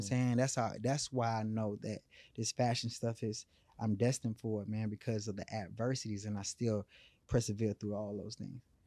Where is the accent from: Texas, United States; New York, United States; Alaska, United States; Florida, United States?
Texas, United States; Houston; I come from born and raised in Third Ward, you know, the capital of Houston